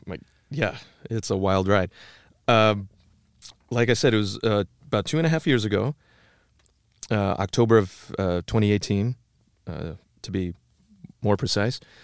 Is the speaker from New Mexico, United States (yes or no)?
no; Tama, Iowa, United States; also born or lived in Cedar Rapids, Iowa; I grew up in Tama, the twin city of, uh, Toledo, fifty miles due west of Cedar Rapids